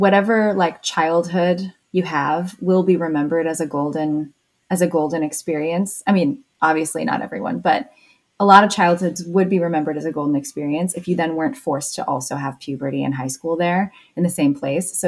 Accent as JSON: {"language": "English", "town": "South Bend", "region": "Indiana", "country": "United States", "tie": "born or raised there", "moved": "yes", "said": "I was a little bit resistant to staying in my hometown"}